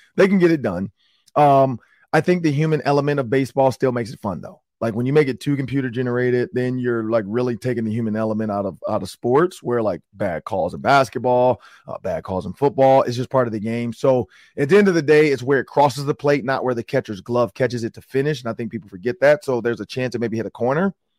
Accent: Detroit, Michigan, United States; I'm from Detroit

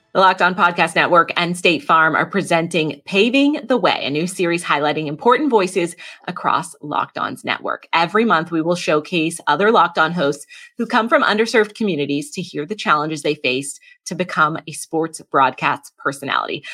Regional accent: New England, United States; I grew up in New England

